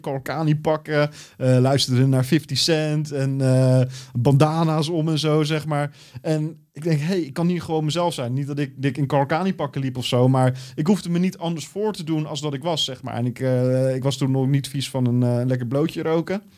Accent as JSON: {"language": "Dutch", "town": "Valkenburg", "region": "South Holland", "country": "Netherlands", "tie": "born or raised there", "also_born_or_lived": "Almenara, Brazil / Belo Horizonte, Brazil", "said": "ben ik terechtgekomen in het o zo mooie Valkenburg"}